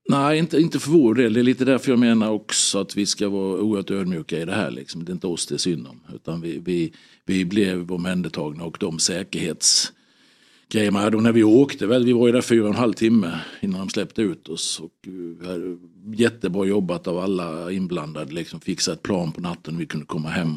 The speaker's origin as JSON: {"language": "Swedish", "country": "Sweden", "said": "som svensk alltså medborgare"}